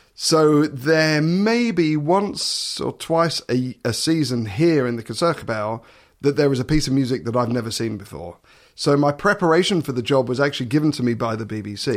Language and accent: English; Suffolk, East of England, United Kingdom; moved away as an adult; now in Netherlands; I come from Suffolk.